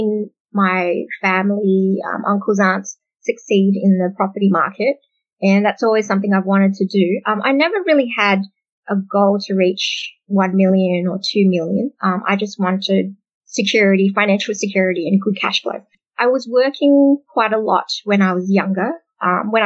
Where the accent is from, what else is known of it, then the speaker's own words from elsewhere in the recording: Australia; also born or lived in Indonesia; I'm Vietnamese Australian. We came here as refugees, and I was born in a refugee camp in Indonesia. And then when we got paperwork ready, we came to Australia. I've lived in Australia basically all my life. I was here as a baby